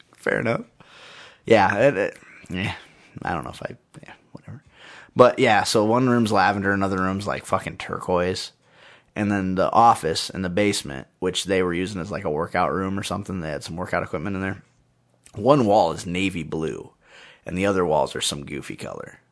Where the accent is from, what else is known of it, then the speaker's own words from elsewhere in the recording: United States; I'm an, I'm an American man